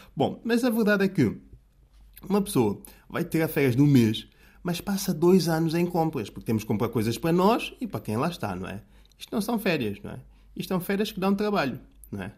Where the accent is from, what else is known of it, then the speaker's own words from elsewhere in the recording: São Tomé, São Tomé & Príncipe; now in Portugal; São Tomé, terra natal, sítio onde eu nasci e cresci